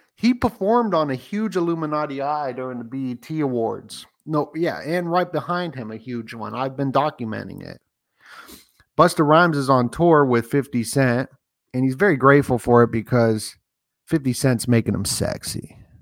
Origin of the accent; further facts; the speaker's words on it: Las Vegas, Nevada, United States; I grew up in Vegas